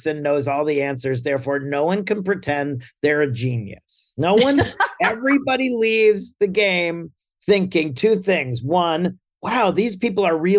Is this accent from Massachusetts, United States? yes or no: no; Hollis, New Hampshire, United States; I grew up in Hollis, New Hampshire, and I was in pep band